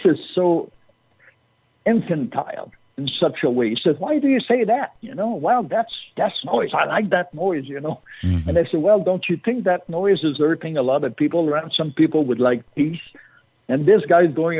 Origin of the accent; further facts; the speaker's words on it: Canada; I'm Canadian